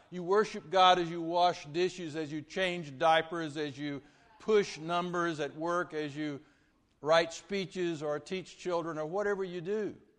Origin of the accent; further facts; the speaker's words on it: Vernon, Texas, United States; now in Lake Jackson, United States; grew up from fourth grade through high school at Vernon, Texas